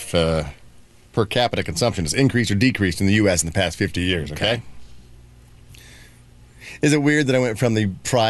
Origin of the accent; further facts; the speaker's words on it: Indiana, United States; I grew up in Indiana.